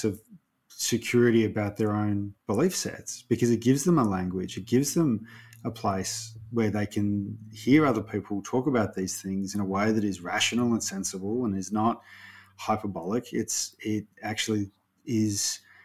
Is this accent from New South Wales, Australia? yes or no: no; Ballarat, Victoria, Australia; I grew up in Ballarat in a time that was really conservative